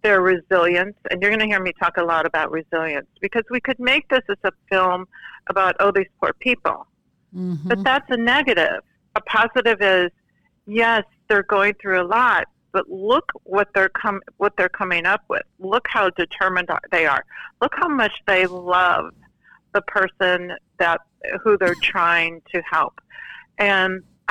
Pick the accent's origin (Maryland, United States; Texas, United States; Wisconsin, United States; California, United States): California, United States; Santa Clarita; my hometown in California, Santa Clarita.